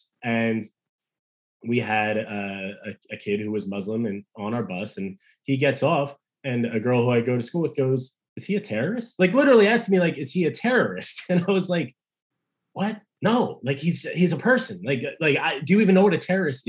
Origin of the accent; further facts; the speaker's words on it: New Jersey, United States; I grew up in South Jersey